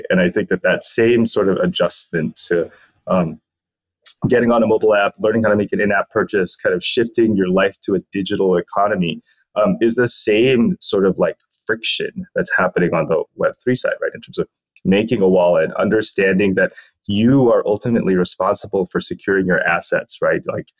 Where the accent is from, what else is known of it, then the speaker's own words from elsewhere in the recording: Philippines; born there; also born or lived in United States; I'm a dual citizen of the US and the Philippines. I was born in the Philippines and then went to school in the US and then went back and forth a lot.